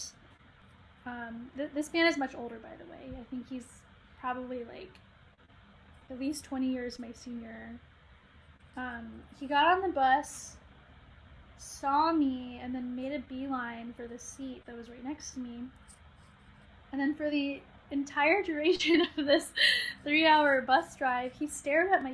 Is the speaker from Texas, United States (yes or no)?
yes; Dallas, Texas, United States; I'm from Dallas, Texas